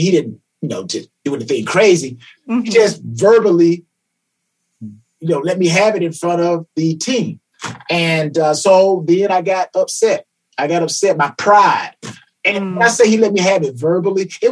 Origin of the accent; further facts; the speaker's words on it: Atlanta, Georgia, United States; I am from Atlanta, Georgia, reside in Atlanta, Georgia presently